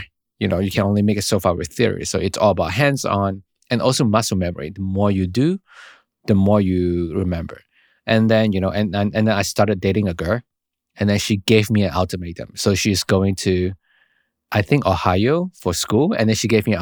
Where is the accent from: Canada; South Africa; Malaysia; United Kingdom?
Malaysia; moved away as an adult; also born or lived in Florida / New York; now in United States; I'm originally from Malaysia